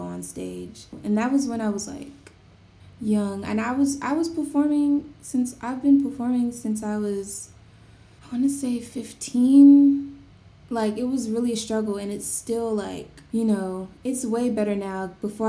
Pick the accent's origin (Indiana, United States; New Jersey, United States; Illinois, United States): New Jersey, United States; growing up in New Jersey, I'm from New Jersey.